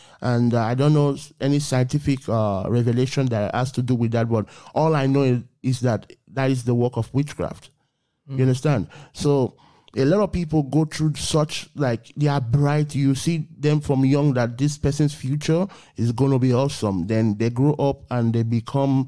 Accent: Nigeria; I was born in Africa, Nigeria to be precise

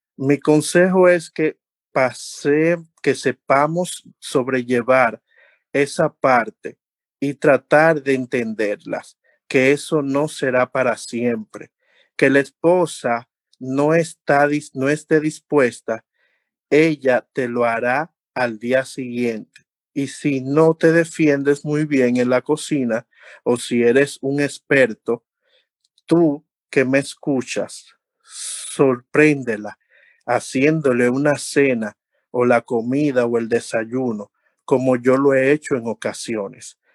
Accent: Dominican Republic; uno tiene como buen dominicano

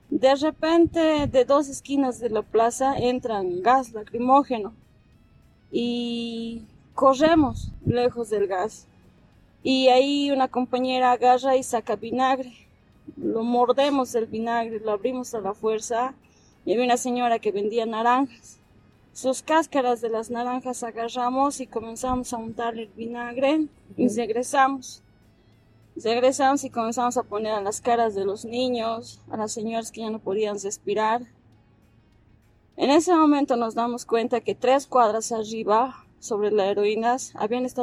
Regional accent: Sacaba, Cochabamba, Bolivia; Yo soy de aquí

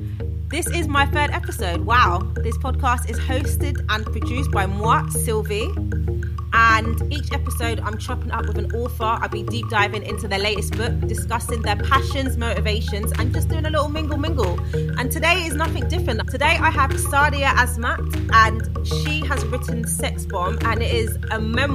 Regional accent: United Kingdom; So I'm going for unfiltered, saucy, because we know we're British, saucy, and vulnerable.

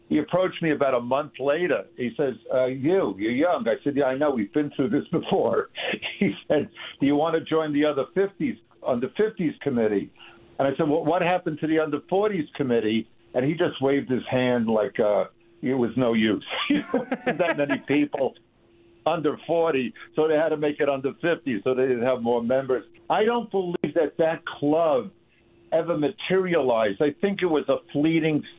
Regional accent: Long Island, New York, United States; I'm from Long Island. My dad worked in New York, so this was my town

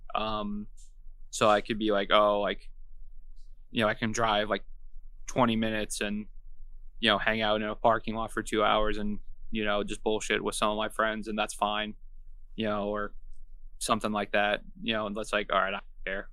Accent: Long Island, New York, United States; moved away as an adult; also born or lived in Savannah, Georgia; now in Florida, United States; I'm from Long Island originally. Uh, I lived there until I was about twenty-two, twenty-three

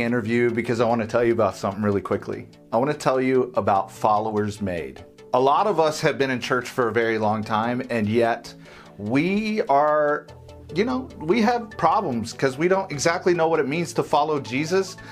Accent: Tulsa, Oklahoma, United States; I'm from Tulsa

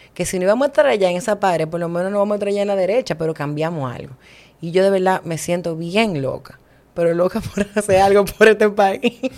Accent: Santo Domingo, Distrito Nacional, Dominican Republic; moved away as an adult; now in Cabarete, Dominican Republic; yo soy de la capital. Yo nací en Santo Domingo y me hice nacional cabaretense

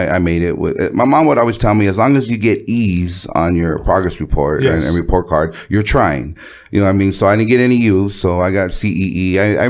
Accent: Los Angeles, California, United States; I was raised in San Pedro, not far from Wilmington, right here, the Harbor area.

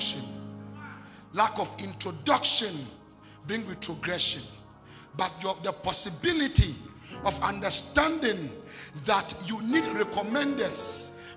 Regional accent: Kojokrom, Western Region, Ghana; also born or lived in Lagos, Nigeria / Atonsu Bokro, Ghana; I came from Kojokrom straight to Lagos to go to Bible school

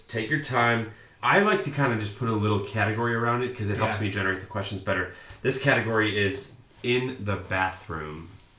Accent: Chicago, Illinois, United States; Oh, yeah. I'm from Chicago.

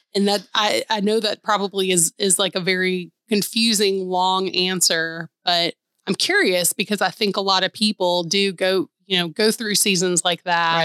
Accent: Atlanta, Georgia, United States; moved away as an adult; now in Nashville, United States; growing up in Atlanta

